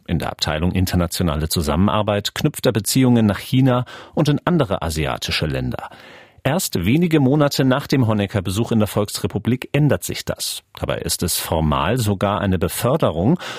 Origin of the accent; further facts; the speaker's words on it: Schleswig-Holstein, Germany; moved away as an adult; now in Leipzig, Germany; seit 16 Jahren Leipziger, geboren 1984 in Schleswig-Holstein